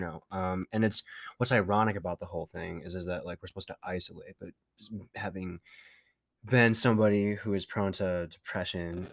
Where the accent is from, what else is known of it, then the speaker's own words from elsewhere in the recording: Minnesota, United States; accent: Minnesotan; we are from Minnesota